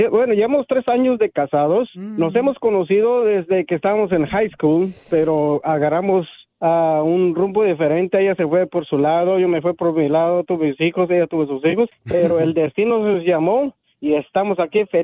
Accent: Guatemala; ella es de Bolivia, y yo soy guatemalteco, entonces nosotros estábamos bien cruzados.

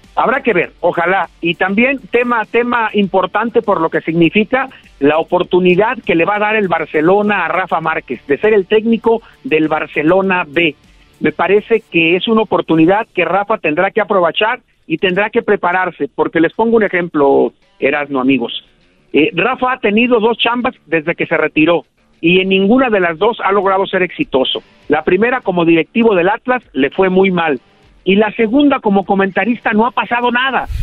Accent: Moyahua, Zacatecas, Mexico; now in Guadalajara, Mexico; yo nací muy cerca de Guadalajara, en un ranchito de menos de mil habitantes que se llama Santa Rosa, pero que es municipio de Moyagua, Zacatecas

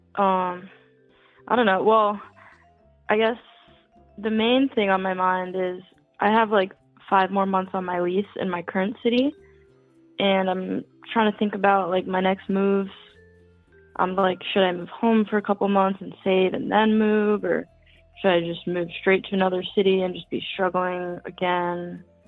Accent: New York, United States; now in Philadelphia, United States; I grew up in New York

